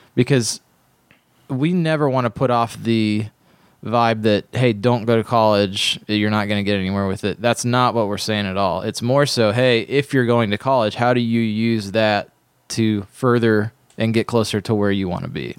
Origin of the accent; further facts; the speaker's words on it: Ohio, United States; where I grew up in Ohio